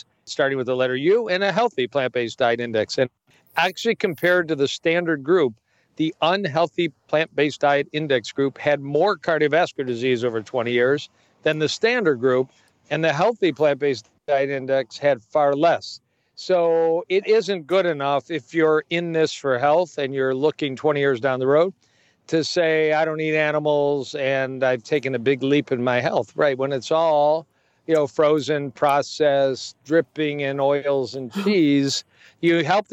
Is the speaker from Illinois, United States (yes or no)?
no; Detroit, Michigan, United States; I'm in Detroit, Michigan, as we're talking, my hometown